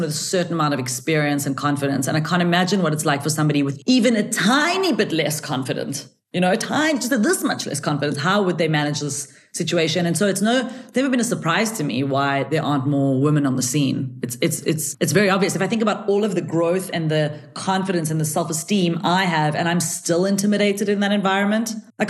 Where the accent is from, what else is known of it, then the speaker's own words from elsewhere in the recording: South Africa; my parents are Israeli and they are, you know, they came to South Africa before I was born. So I'm the first person in my family who's actually South African